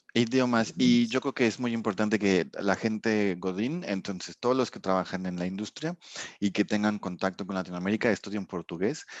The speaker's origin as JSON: {"language": "Spanish", "country": "Mexico", "also_born_or_lived": "Dijon, France", "said": "yo no soy de aquí, soy mexicano"}